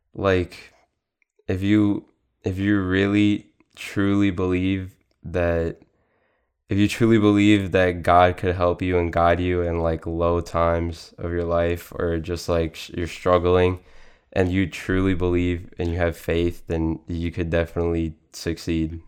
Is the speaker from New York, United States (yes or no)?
yes; Suffolk County, Long Island, New York, United States; I grew up in Suffolk County, Long Island